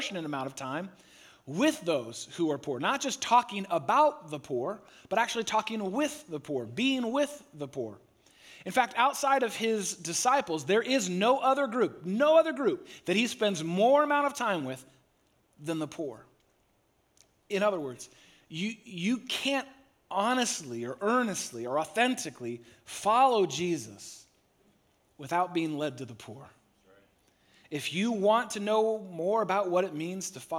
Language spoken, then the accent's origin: English; San Francisco Bay Area, California, United States; I grew up in the San Francisco Bay Area